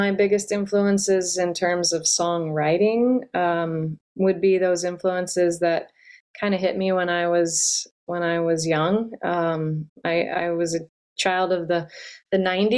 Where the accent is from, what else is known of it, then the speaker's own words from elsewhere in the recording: North Louisiana, United States; now in New Orleans, United States; I grew up in North Louisiana